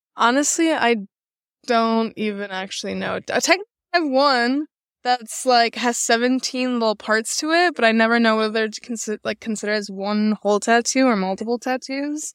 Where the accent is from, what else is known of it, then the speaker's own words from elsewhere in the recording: Chicago, Illinois, United States; moved away as an adult; now in Los Angeles, United States; I'm based out of Los Angeles right now. I didn't grow up there. I'm from Chicago